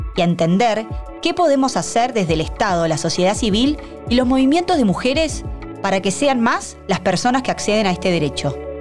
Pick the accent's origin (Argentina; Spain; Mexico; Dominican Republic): Argentina